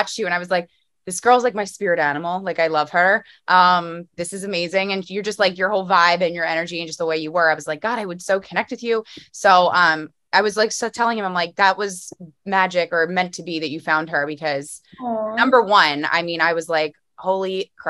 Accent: Philadelphia, Pennsylvania, United States; I'm a Philly girl

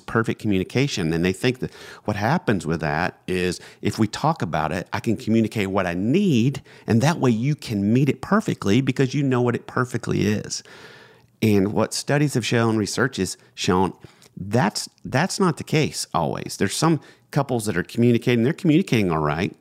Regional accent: Georgia, United States; we're from Georgia

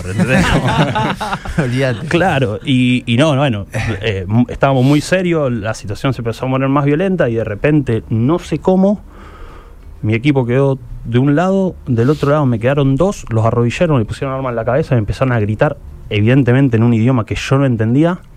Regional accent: Rosario, Santa Fe, Argentina; yo hasta hablo diferente y no hablo como un rosarino igual que siempre

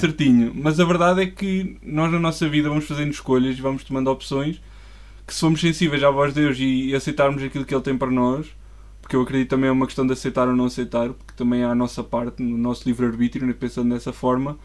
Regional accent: Coimbra, Centro, Portugal; sou de Coimbra, nasci lá

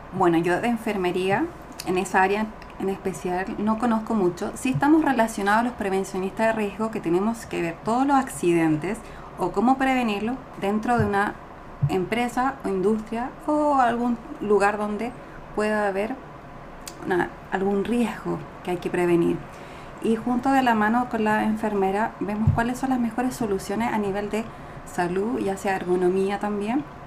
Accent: Chile; moved away as an adult; now in Montreal, Canada; vengo de Chile

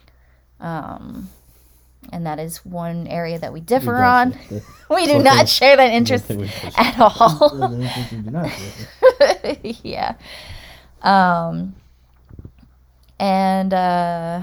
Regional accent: Delaware, United States; Born and raised in Delaware as well.

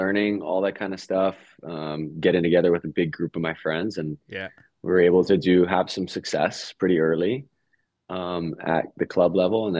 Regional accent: Hawaii, United States; moved away as an adult; also born or lived in Italy; it was a great foundation to have growing up in Hawaii

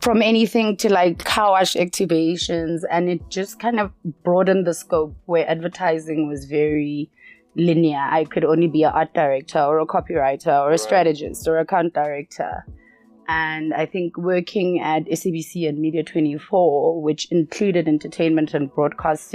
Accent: Soweto, Gauteng, South Africa; So I grew up in a small neighborhood in Soweto.

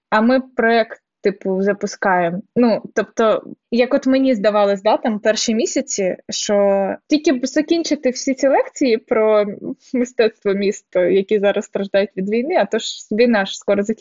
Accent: Donetsk, Donetsk Oblast, Ukraine; А я з Донецька.

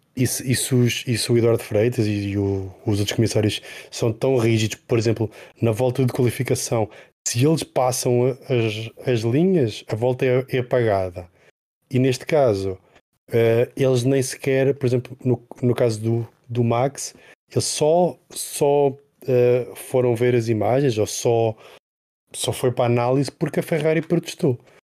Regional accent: Portugal; sendo portugueses

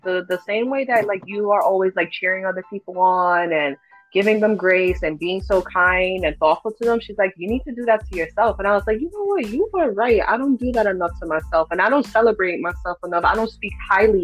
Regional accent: New York City, New York, United States; now in Pennsylvania, United States; I split my time between Kingsbridge and Throsnick. So the Bronx, I hold it very dear to my heart. I don't care that I live in PA

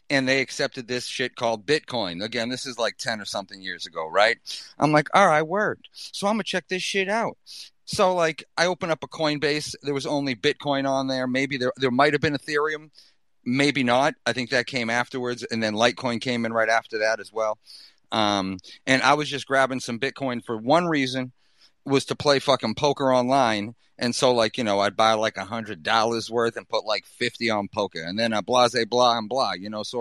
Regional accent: Boston, Massachusetts, United States; accent: Boston; I won't even flex my Boston accent too heavy.

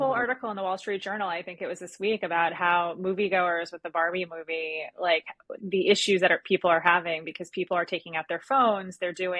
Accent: New York, United States; As the New Yorker of the bunch

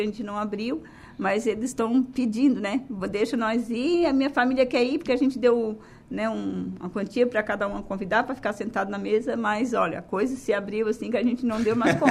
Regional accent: Maracajá, Santa Catarina, Brazil; eu que sou natural de Maracajá

